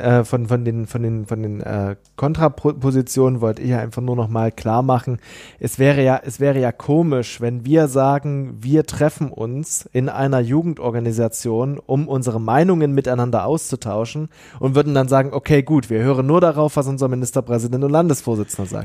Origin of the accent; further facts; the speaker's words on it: East Germany, Germany; ich komme aus dem Osten Deutschlands